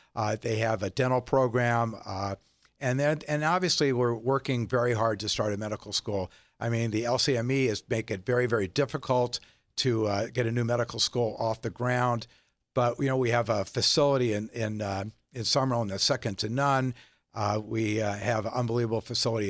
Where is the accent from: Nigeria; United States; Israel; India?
United States; Las Vegas, Nevada; When I grew up in Las Vegas, we went out in the desert a lot